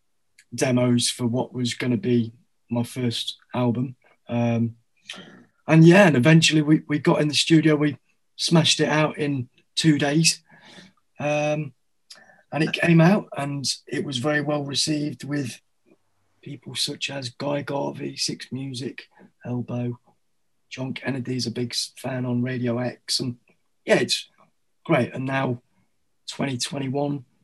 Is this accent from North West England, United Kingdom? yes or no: no; Derbyshire, East Midlands, United Kingdom; accent: Derbyshire; moved away as an adult; also born or lived in Australia; now in London, United Kingdom; I was raised in Derbyshire